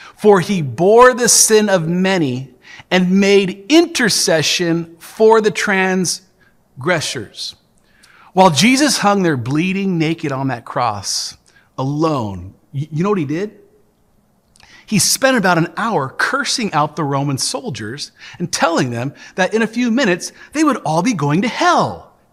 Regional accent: Tacoma, Washington, United States; the church that I grew up in here in Tacoma

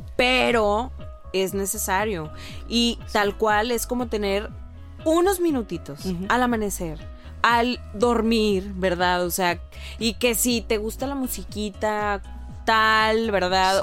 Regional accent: Mexico

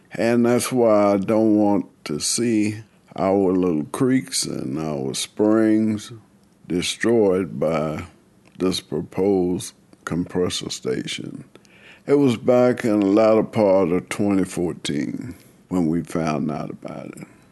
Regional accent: California, United States; moved away as an adult; now in Buckingham, United States; I'm originally from California, and I came here with my husband back in 2003

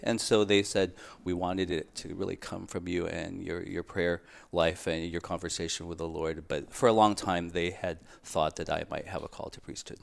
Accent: San Diego, California, United States; I grew up in San Diego, California, and I entered the order in two thousand two.

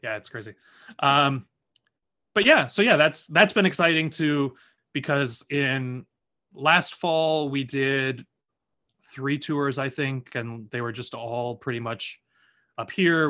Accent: Lafayette, Indiana, United States; moved away; I'm from Lafayette, Indiana

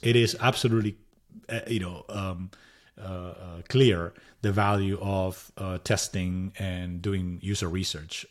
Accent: Madrid, Community of Madrid, Spain; English is a second language; moved away as an adult; also born or lived in San Jose, United States; now in United States; I'm originally from Madrid, Spain

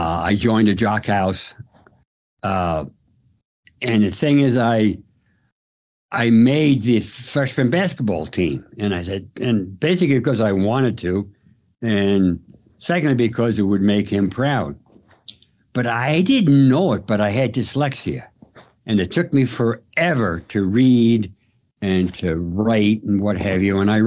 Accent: Port Jefferson, New York, United States; now in Amsterdam, New York, United States; I grew up on Long Island, New York. Graduated from Port Jefferson High School in 1957.

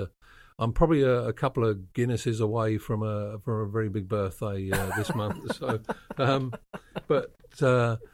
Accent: United Kingdom; I'm British.

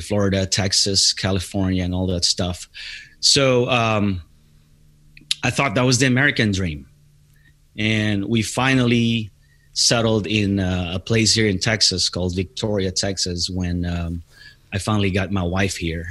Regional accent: Philippines; moved away as an adult; now in United States; I'm originally from the Philippines. I came here in the United States back in September of 1997.

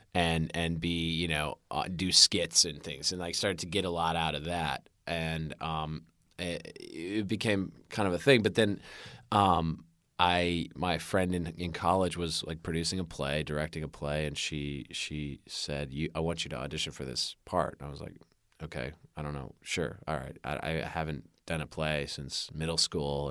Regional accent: Winnetka, Illinois, United States; also born or lived in Chicago, Illinois; I was raised in Winnetka, Illinois

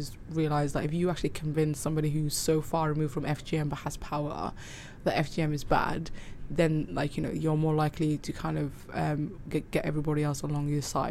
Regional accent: Cardiff, Wales, United Kingdom; also born or lived in Somaliland / Manchester / Dubai; So when I was growing up in Cardiff

